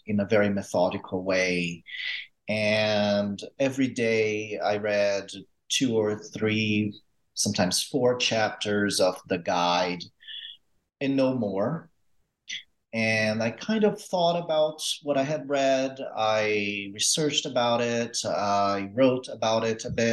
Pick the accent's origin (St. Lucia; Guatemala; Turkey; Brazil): Brazil; moved away as an adult; now in United States; I grew up in Brazil. I grew up moving around a lot